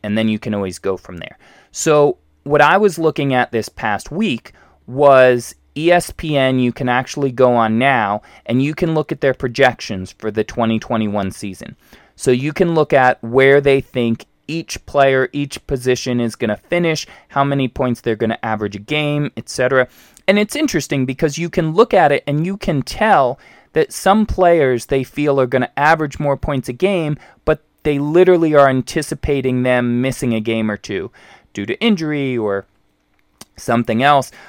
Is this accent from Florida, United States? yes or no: yes; Vero Beach, Florida, United States; I was in my hometown of Vero Beach, Florida